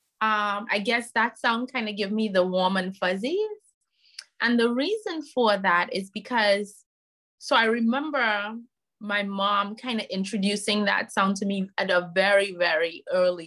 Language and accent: English; Trinidad & Tobago; now in United States; I'm originally from Trinidad and Tobago, and knowing how my culture deals with debt